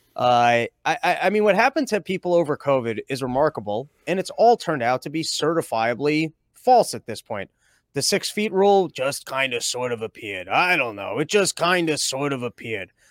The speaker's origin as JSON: {"language": "English", "region": "Connecticut", "country": "United States", "also_born_or_lived": "New York", "said": "I'm originally from Connecticut, but I've definitely, uh, spent a lot of time in New York too."}